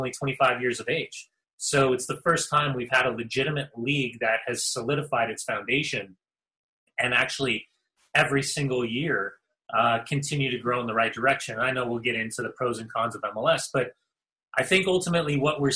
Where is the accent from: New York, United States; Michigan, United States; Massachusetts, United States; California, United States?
California, United States; Southern; Growing up in Southern California, man, I had a coach from every country around the world